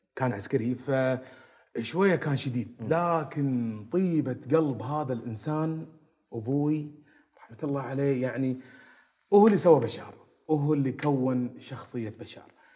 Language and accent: Arabic; Kuwait; احنا تعودنا عليها وربينا فيها بالكويت